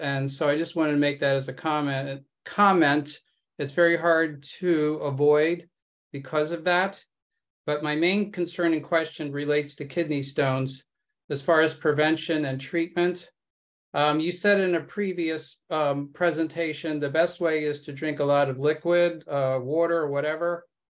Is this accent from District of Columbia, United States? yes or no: yes; Washington, District of Columbia, United States; I'm from the Washington, D.C. area.